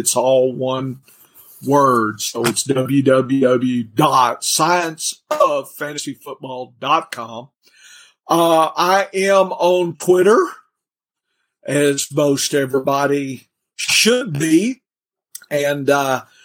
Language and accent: English; Louisiana, United States; moved away as an adult; now in Arkansas, United States; lived in Louisiana most of my life